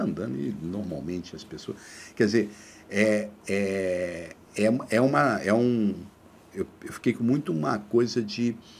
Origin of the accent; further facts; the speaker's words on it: Três Lagoas, Mato Grosso do Sul, Brazil; now in Rio de Janeiro, Brazil; quando eu saí de Três Lagoas, eu nunca tinha viajado